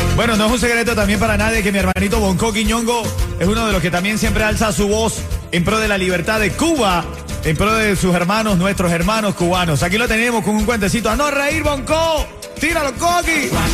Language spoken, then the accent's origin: Spanish; Venezuela; now in Miami, United States; como venezolano, de la libertad de mi país, de Venezuela